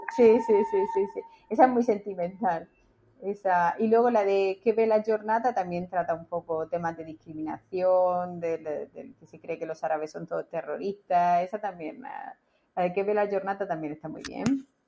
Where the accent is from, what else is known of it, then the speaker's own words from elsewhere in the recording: Spain; now in Italy; como los españoles